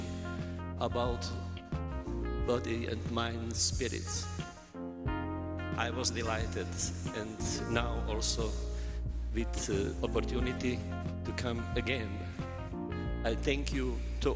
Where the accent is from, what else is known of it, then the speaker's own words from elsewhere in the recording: Croatia; I come from Croatia